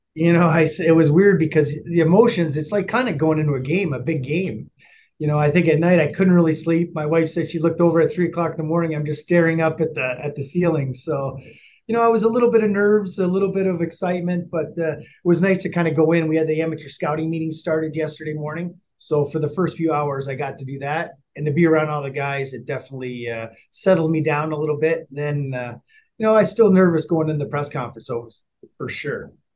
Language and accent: English; United States; moved away as an adult; now in Calgary, Canada; me being American